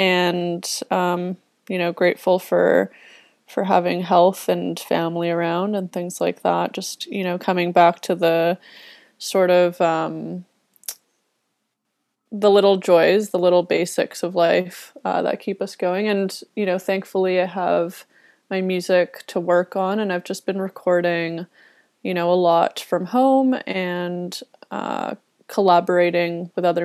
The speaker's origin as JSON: {"language": "English", "town": "Toronto", "region": "Ontario", "country": "Canada", "tie": "born or raised there", "moved": "as an adult", "lives_now": "Vancouver, Canada", "said": "I grew up in Toronto and have lived, I guess, most of my adulthood in the city. And a couple years ago, I decided to transition over to the West Coast"}